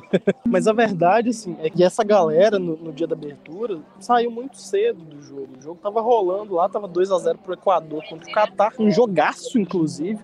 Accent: Brazil; como bom brasileiro

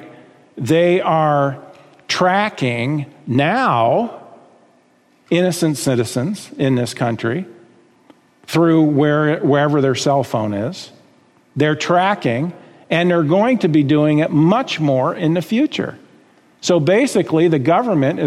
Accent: United States; I've got rights as an American citizen

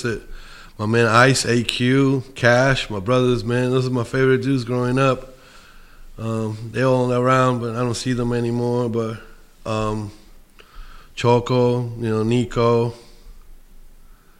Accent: New York City, New York, United States; now in Colorado, United States; I'm from Bushwick, Williamsburg, you know? I moved to Colorado

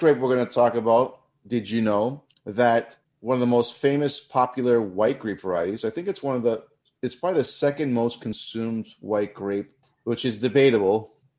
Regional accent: Australia; accent: Australian; I don't know if my Australian accent is there

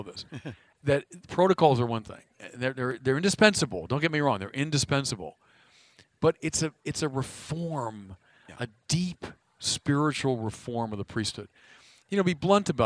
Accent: Chicago, Illinois, United States; moved away as an adult; now in Los Angeles, United States; I'm a Chicagoan

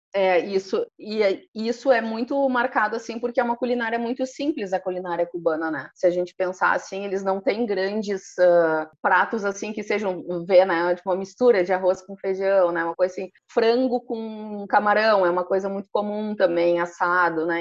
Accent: interior of Rio Grande do Sul, Brazil; also born or lived in Porto Alegre; now in Nova Petrópolis, Brazil; sou do interior de Rio Grande, uma cidadezinha bem ao sul

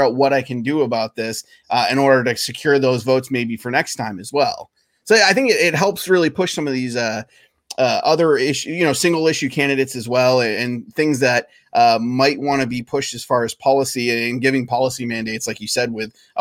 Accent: Maine, United States; moved away; I grew up in Maine, so I have friends and family in Maine

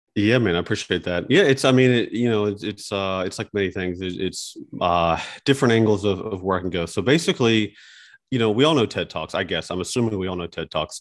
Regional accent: West Virginia, United States; growing up in West Virginia, playing basketball sports

